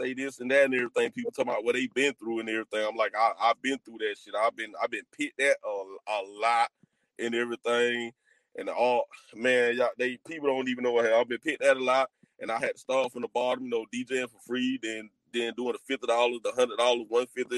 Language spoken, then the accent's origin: English; Albany, Georgia, United States; I'm from Albany, Georgia